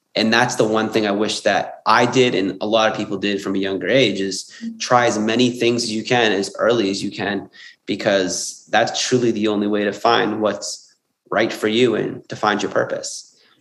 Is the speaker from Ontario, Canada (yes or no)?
yes; Windsor, Ontario, Canada; also born or lived in Sydney; I'm originally from Windsor, Ontario, Canada